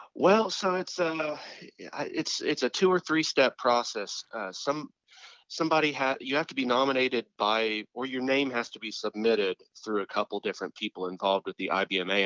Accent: Tampa area, Florida, United States; in the Tampa area, about an hour east of Tampa.

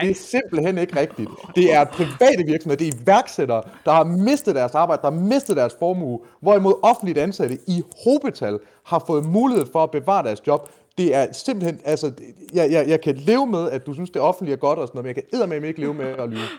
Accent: Denmark; first language Danish; jeg er for jysk

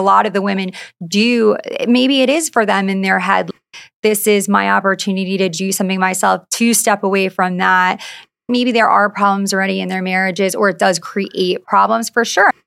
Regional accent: Long Island, New York, United States; moved away as an adult; now in Orange County, United States; I grew up on Long Island, so close to the city

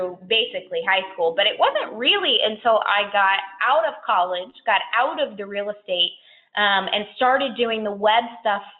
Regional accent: Orlando, Florida, United States; So I grew up in Orlando

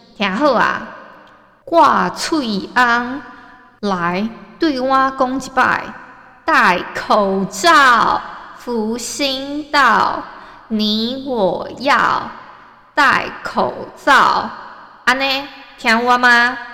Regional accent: Hualien, Hualien County, Taiwan; accent: Hualien accent; moved away as an adult; also born or lived in Tainan; 我从小在花莲长大

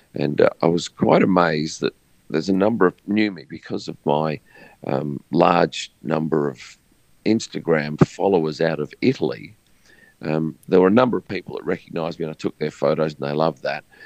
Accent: Australia; being an Australian from the other side of the world

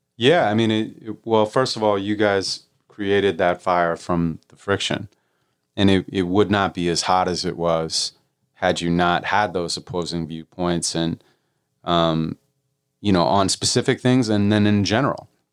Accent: Santa Monica, California, United States; I was raised in Santa Monica

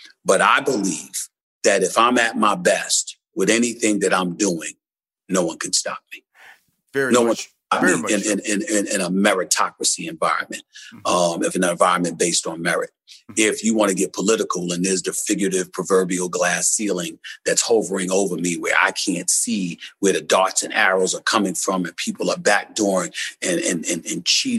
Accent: Queens, New York, United States; born or raised there; also born or lived in Winston-Salem, United States

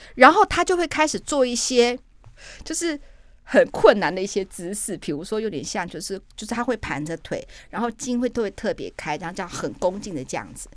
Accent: northern Taiwan, Taiwan; 我是北部人，我是个北部怂

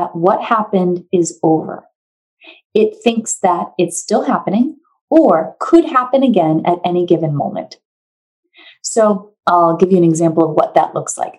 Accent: New Hampshire, United States; moved away as an adult; now in California, United States; I'm from New Hampshire. I moved to California, basically as far away from New Hampshire as you can be.

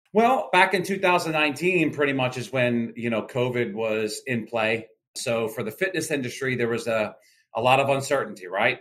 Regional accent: southern New Jersey, United States; moved away as an adult; also born or lived in Wisconsin / Pennsylvania; now in Florida, United States; I was originally born in uh, in uh, Wisconsin. Very short time in my life there, about six months. But I grew up in southern New Jersey

